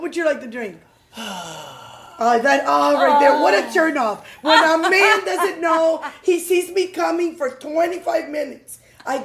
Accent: United States; Yeah, they're going to know I'm American.

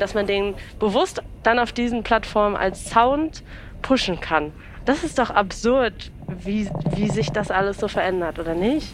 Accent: Berlin, Germany; ich bin ja in Berlin geboren, habe eine Familie, die aus dem Osten kommt

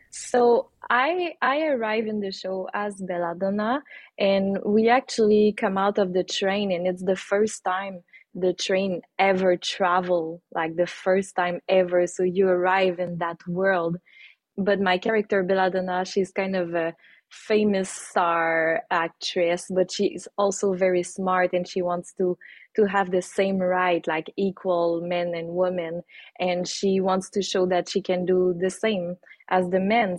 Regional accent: Saint-Nazaire, Quebec, Canada; moved away as an adult; also born or lived in Mexico; I'm from Saint-Nazaire, which is a small town with 2,000 people a little bit far away from the city

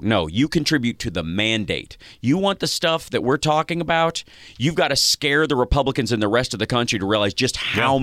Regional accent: Kentucky, United States; moved away; I'm from Kentucky originally

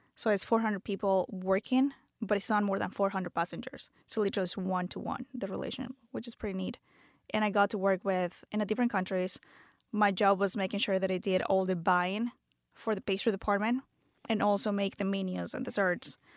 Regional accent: Venezuela; English is a second language; moved away as an adult; also born or lived in Canada; now in United States; I'm from, born and raised in Venezuela. Moved to the States when I was twenty-one.

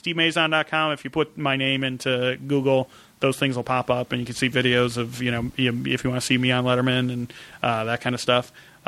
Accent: Midwest, United States; growing up in the Midwest and that kind of thing.

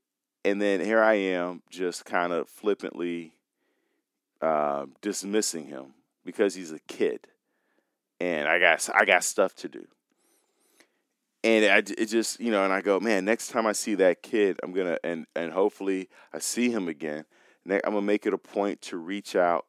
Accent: Chicago, Illinois, United States; I was that kid growing up in Chicago on the north side

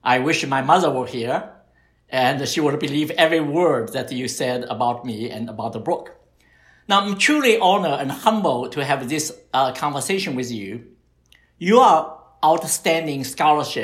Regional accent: Shanghai, China; moved away; I was born and raised in Shanghai

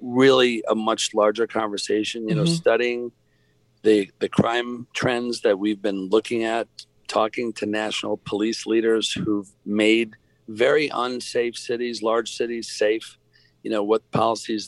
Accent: New York, United States; now in Atlanta, United States; I'm from New York

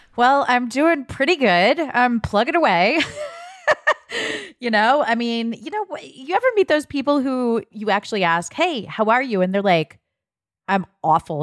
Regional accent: Ohio, United States; moved away; I grew up in Ohio. We didn't have a Trader Joe's

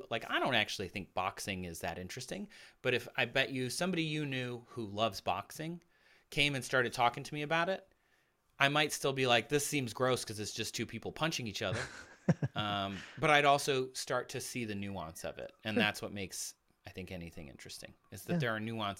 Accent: Midwest, United States; You know, I grew up in the Midwest, so hockey is a big deal there.

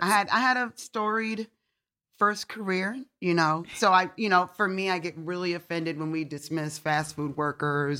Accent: Detroit, Michigan, United States; you grow up in Detroit

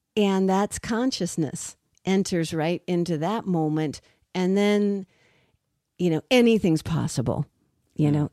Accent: Richmond, Virginia, United States; I grew up in Richmond, Virginia

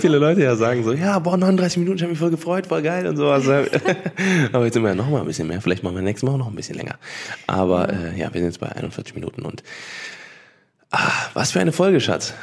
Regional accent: Cologne, North Rhine-Westphalia, Germany; ich bin in Köln geboren und aufgewachsen

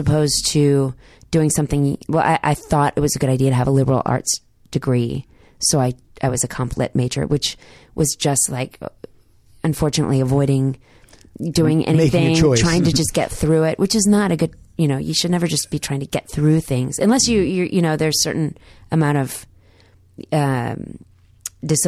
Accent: Dallas, Texas, United States; accent: Southern; I grew up in Dallas in the 80s mostly

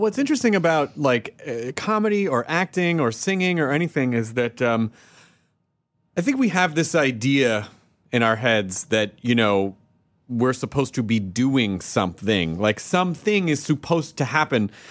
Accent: Tennessee, United States; I grew up in the South.

